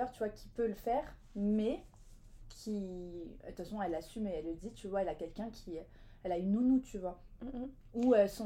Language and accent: French; Bordeaux, Nouvelle-Aquitaine, France; now in Paris, France; nous on est de Bordeaux